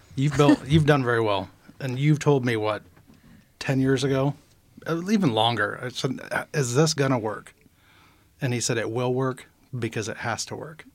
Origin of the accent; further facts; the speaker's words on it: Nehawka, Nebraska, United States; we actually grew up outside of Nahaka